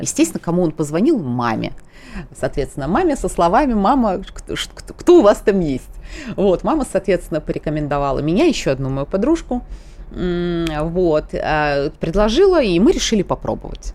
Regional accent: Tskhinvali, South Ossetia, Georgia; moved away as an adult; now in Moscow, Russia; Я тоже осетинка, я, более того, родилась, выросла в Осетии, в городе Цхинвал

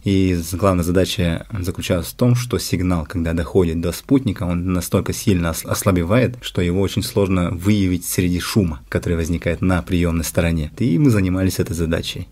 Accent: Amga, Sakha Republic, Russia; moved away as an adult; also born or lived in Yakutsk / Moscow; now in Sweden; Я родом из Амги. До 10 класса прожил в Амге, после чего я переехал в Якутск

